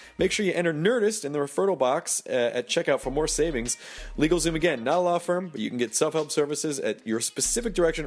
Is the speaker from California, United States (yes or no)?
yes; California, United States; we're from California